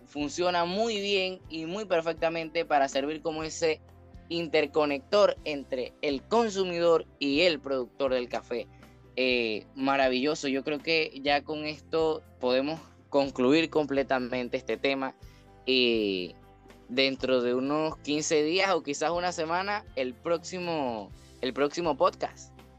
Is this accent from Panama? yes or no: yes; Panama; como panameño eh, debemos llevarnos